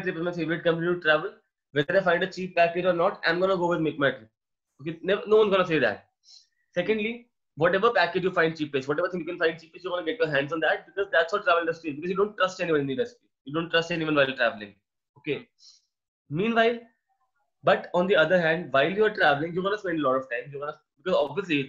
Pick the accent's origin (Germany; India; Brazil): India; being an Indian